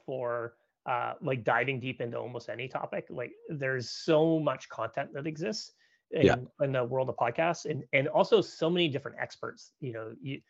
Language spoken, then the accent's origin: English; Canada; moved away as an adult; now in San Francisco, United States; I'm a Canadian, so I grew up in Canada, and I've been living now in California for about 13 years.